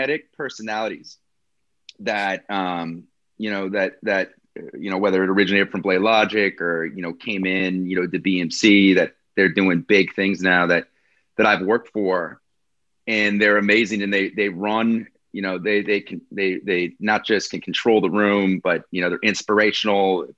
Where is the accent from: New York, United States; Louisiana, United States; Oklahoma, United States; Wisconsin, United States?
Wisconsin, United States; I'm this guy from Wisconsin, right? You know, where they call us cheeseheads here.